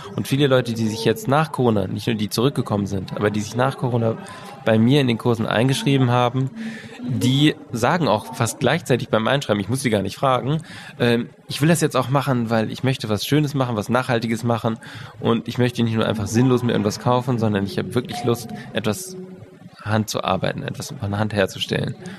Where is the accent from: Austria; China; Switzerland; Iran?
Switzerland; Bei uns in der Schweiz